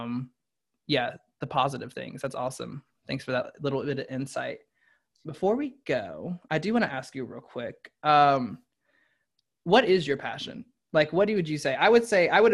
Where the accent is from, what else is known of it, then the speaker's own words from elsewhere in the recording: the South, United States; growing up in the South